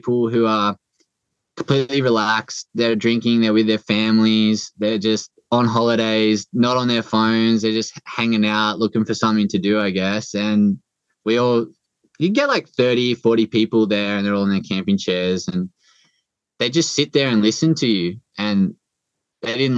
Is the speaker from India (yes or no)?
no; Port Macquarie, New South Wales, Australia; moved away; also born or lived in Northern Beaches, Sydney; my hometown of Port Macquarie